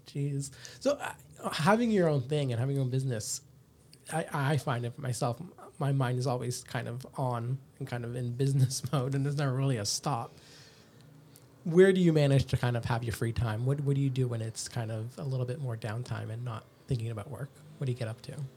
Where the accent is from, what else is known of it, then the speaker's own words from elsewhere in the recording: Canada; now in Australia; I'm from Canada